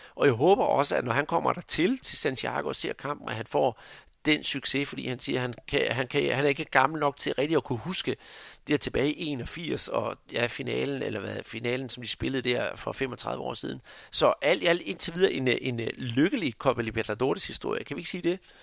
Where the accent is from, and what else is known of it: Denmark